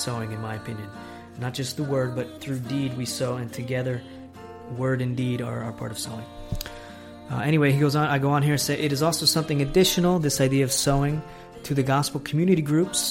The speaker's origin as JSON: {"language": "English", "country": "United States", "moved": "yes", "lives_now": "Italy"}